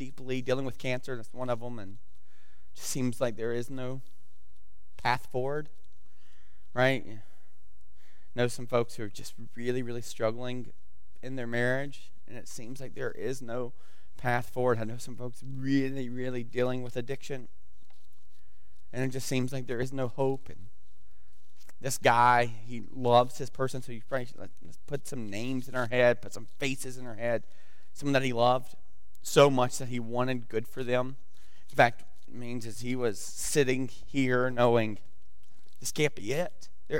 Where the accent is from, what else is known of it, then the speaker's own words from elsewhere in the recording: the South, United States; moved away; I'm from the South, and so we don't do good with pronunciation